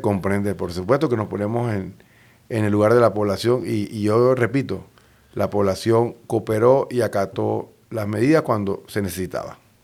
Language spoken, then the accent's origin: Spanish; Panama; nuestra población en Panamá